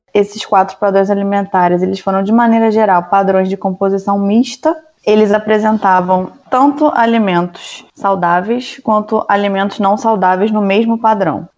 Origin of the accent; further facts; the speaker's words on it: Rio de Janeiro, Brazil; moved away; also born or lived in Belo Horizonte, Brazil; eu sou do Rio